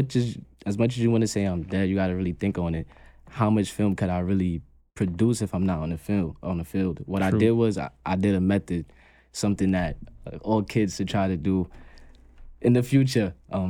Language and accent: English; Brooklyn, New York, United States; I'm from New York. I'm from Brooklyn.